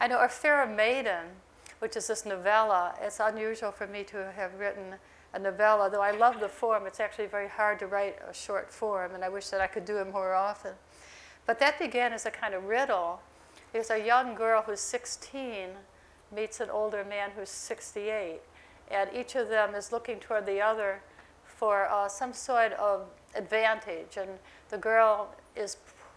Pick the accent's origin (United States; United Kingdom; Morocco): United States; Millersport, New York; moved away; also born or lived in Lockport, New York; I grew up on this farm